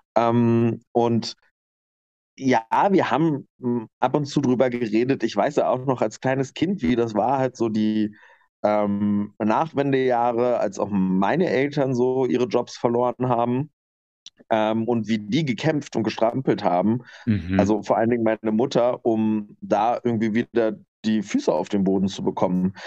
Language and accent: German; Lower Lusatia, Brandenburg, Germany; moved away as an adult; also born or lived in Nuremberg; now in Leipzig, Germany; ich komme aus der Niederlausitz in Brandenburg